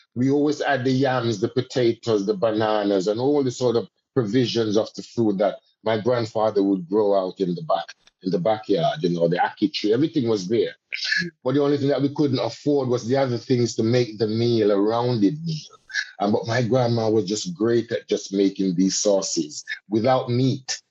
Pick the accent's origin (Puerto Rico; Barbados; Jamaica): Jamaica; now in United Kingdom; as a Jamaican and as a Caribbean person and as a Rastaman also